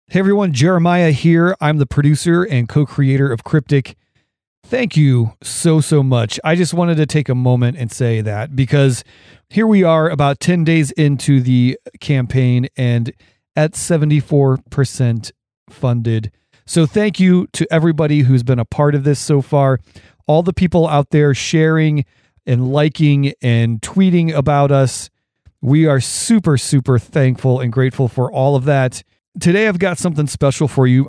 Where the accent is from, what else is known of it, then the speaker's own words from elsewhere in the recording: Portage County, Ohio, United States; growing up where I grew up in Ohio in Portage County